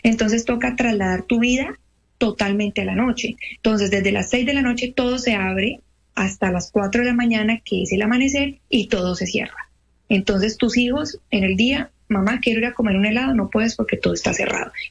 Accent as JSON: {"language": "Spanish", "town": "Cali", "region": "Valle del Cauca", "country": "Colombia", "lives_now": "Qatar", "said": "Yo soy de Cali."}